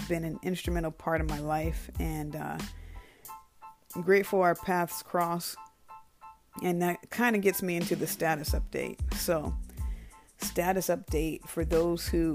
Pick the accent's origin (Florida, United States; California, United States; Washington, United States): Washington, United States; Bremerton; moved away; I was born in Bremerton, Washington